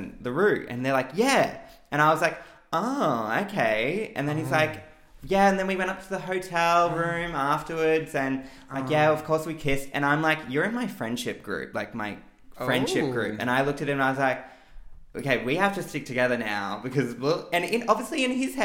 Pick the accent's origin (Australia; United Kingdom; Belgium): Australia; Queensland; moved away as an adult; also born or lived in Brisbane; now in Melbourne, Australia; I grew up in Queensland